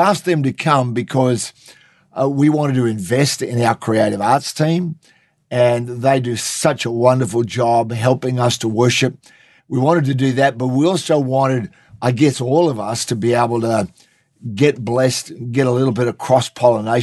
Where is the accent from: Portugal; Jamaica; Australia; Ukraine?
Australia; Queensland; I'm from Queensland